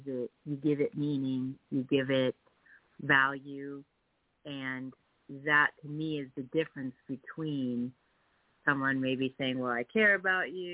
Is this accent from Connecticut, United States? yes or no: yes; Connecticut, United States; moved away as an adult; also born or lived in Worcester, Massachusetts; I grew up in Connecticut